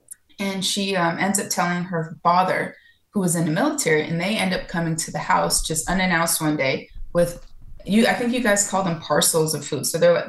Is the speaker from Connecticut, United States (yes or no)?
no; California, United States; also born or lived in Florida / Georgia; now in Miami, United States; No, I'm originally from California. I lived all over the place because of the military. And before, I lived in Florida. I lived in Georgia for about almost 12 years.